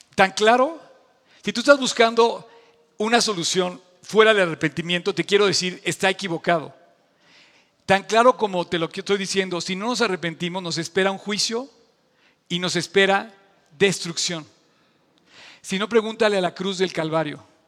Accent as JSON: {"language": "Spanish", "country": "Mexico"}